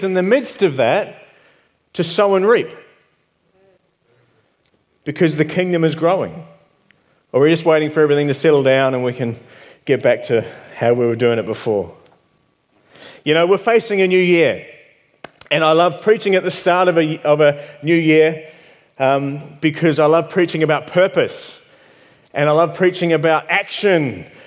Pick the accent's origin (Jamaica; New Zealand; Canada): New Zealand; moved away; I'm from New Zealand.